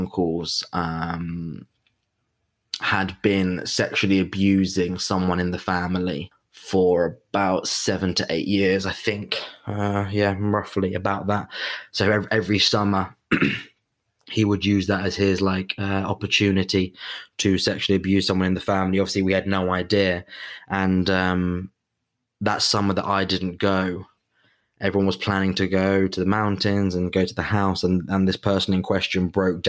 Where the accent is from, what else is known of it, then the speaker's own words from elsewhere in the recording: England, United Kingdom; I'm half Italian, have a very or had at least a very close link to my Italian family, very identified as an Italian, even though I was brought up in England, lived in England